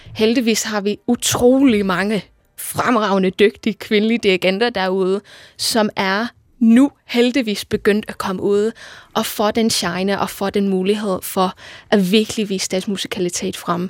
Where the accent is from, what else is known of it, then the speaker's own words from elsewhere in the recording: Liverpool, North West England, United Kingdom; moved away; Jeg kommer fra Liverpool i England oprindeligt